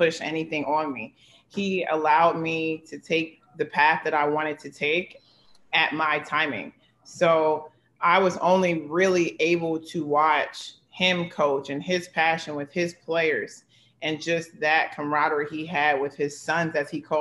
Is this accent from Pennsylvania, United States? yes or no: yes; Philadelphia, Pennsylvania, United States; I'm from Philadelphia